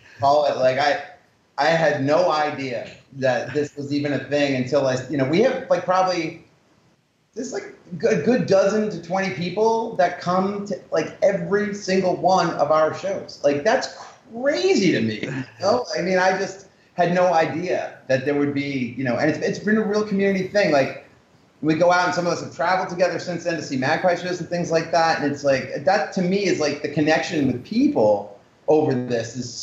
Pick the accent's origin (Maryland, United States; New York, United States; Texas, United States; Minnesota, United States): New York, United States; Huntington; I grew up in Huntington, so we're both Long Island boys.